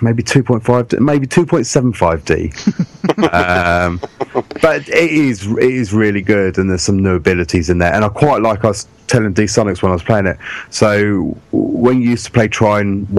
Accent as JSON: {"language": "English", "region": "England", "country": "United Kingdom", "said": "we're from England"}